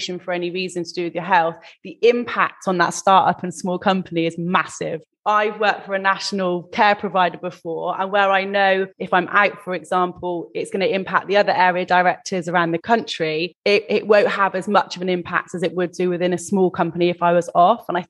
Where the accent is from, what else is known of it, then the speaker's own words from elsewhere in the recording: England, United Kingdom; I'm obviously English